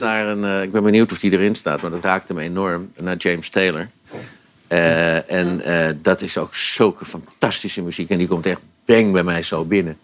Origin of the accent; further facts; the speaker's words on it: Amsterdam, North Holland, Netherlands; En ik ben wel Amsterdammer, dus ik heb heel veel, eh, gekeken naar Ajax in het verleden